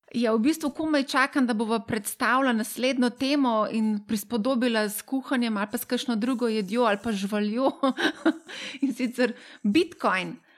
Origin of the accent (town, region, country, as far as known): Slovenia